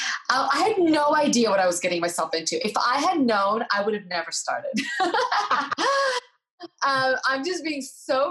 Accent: United States; also born or lived in Eastern Europe; I was born in Eastern Europe. I came to America. I was 5 years old.

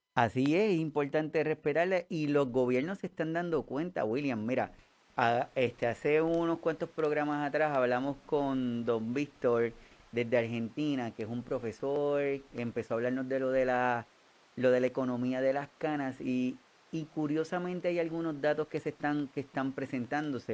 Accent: Puerto Rico; todos los que somos puertorriqueños

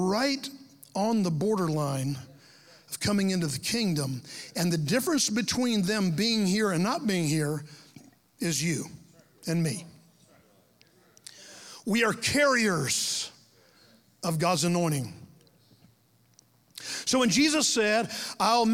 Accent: Lake Mary, Florida, United States; now in Ocala, United States; when I was a kid growing up in Lake Mary, Florida, down by Orlando

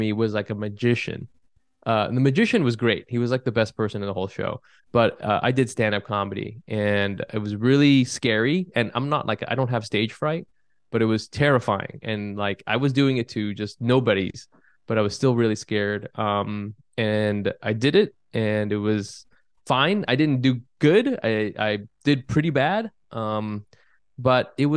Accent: California, United States; now in Brooklyn, United States; I grew up in California

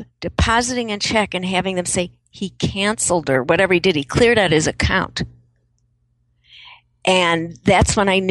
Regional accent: Chicago, Illinois, United States; I grew up in Chicago, so we have a very different concept of the politics of savvy.

